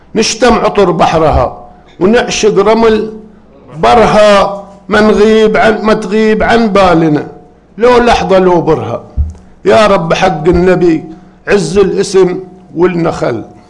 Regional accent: Sanabis, Eastern Province, Saudi Arabia; سنابس اهلي وديرتي سنبس

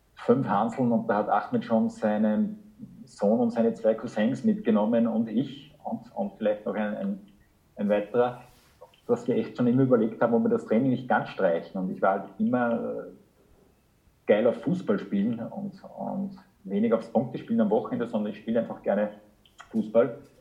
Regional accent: Linz, Upper Austria, Austria; moved away as an adult; now in Germany; meine Heimatstadt

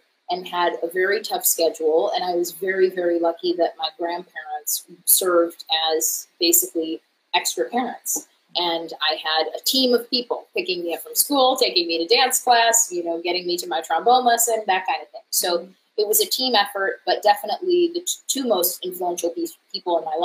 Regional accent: Buffalo, New York, United States; moved away as an adult; also born or lived in Chicago, United States; now in New York City, United States; I am originally from Buffalo, New York

